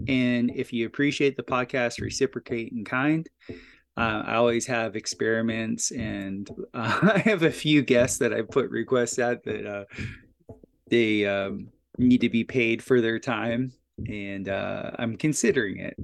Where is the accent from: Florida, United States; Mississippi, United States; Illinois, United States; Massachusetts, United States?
Florida, United States; Fort Lauderdale; I'm a South Florida boy. I uh, was born and raised in Fort Lauderdale, Florida